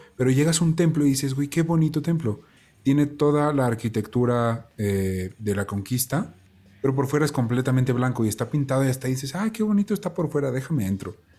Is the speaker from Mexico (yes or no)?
yes; Mexico; es algo muy bonito ser mexicano y yo lo porto con mucho orgullo